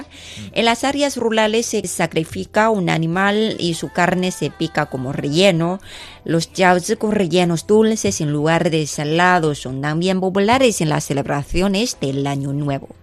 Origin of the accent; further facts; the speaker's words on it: China; soy china